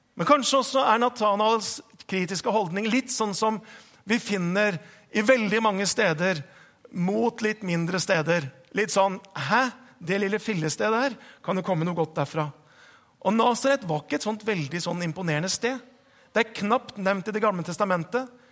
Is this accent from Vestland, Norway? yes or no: no; Hokksund, Buskerud, Norway; moved away; jeg vokste opp på, på Østlandet. Jeg vokste opp i Hokksund.